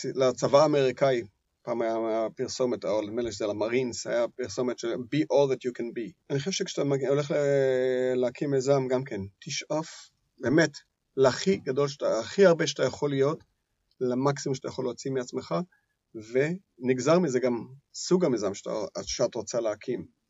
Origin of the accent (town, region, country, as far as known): Israel